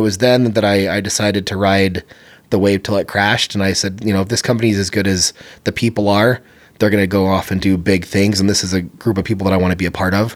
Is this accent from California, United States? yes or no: yes; San Bernardino, California, United States; moved away; I grew up in San Bernardino, California.